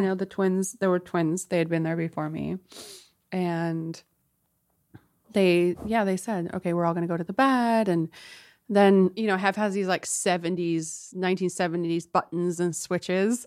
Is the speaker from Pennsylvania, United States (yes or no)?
no; San Diego, California, United States; I'm from San Diego